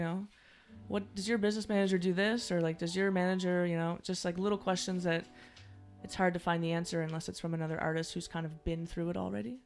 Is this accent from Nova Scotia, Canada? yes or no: yes; Halifax, Nova Scotia, Canada; I'm, I'm from Halifax, Nova Scotia